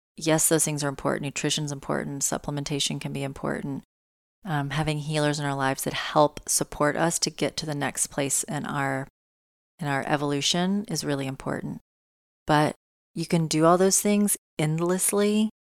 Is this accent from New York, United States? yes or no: no; Tennessee, United States; moved away; I am in Tennessee. I am in my home. state near my hometown